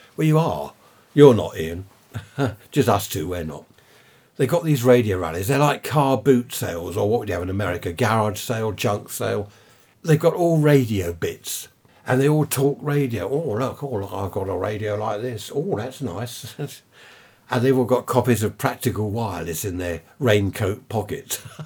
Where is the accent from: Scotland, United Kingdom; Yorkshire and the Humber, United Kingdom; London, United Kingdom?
London, United Kingdom; Carshalton; I was born in Saint Helier Hospital, Carshorton, in Surrey